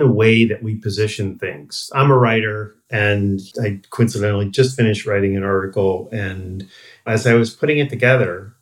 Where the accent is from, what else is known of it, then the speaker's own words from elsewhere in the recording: New York, United States; I grew up in New York